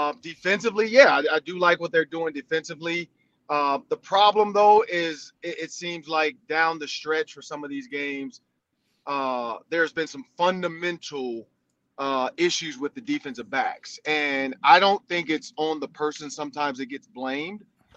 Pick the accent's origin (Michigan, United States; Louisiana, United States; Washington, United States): Michigan, United States; moved away; Out of Michigan, you know, my home state